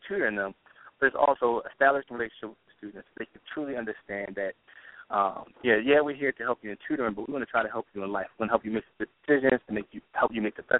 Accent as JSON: {"language": "English", "town": "Baltimore", "region": "Maryland", "country": "United States", "tie": "born or raised there", "said": "Born and raised in Baltimore"}